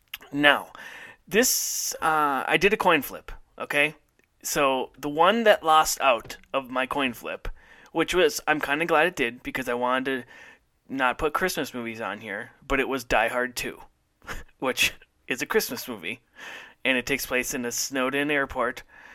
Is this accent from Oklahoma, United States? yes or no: no; Minnesota, United States; moved away as an adult; also born or lived in Tulsa; when I moved to Tulsa and I say, "Well, I'm from Minnesota."